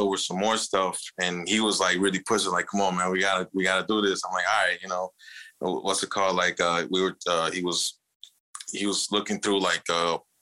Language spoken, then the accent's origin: English; Chicago, Illinois, United States; We're from Chicago